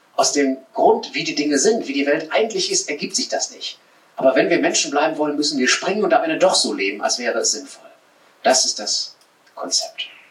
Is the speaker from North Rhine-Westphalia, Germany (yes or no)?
yes; Sauerland, North Rhine-Westphalia, Germany; in der Nähe meiner Heimat im Sauerland, da so ein Mittelgebirge